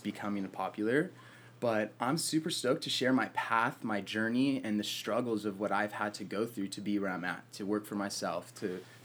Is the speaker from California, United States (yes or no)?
yes; Murrieta, California, United States; also born or lived in Huntington Beach, California; I got back to my hometown, Marietta, California is where I'm from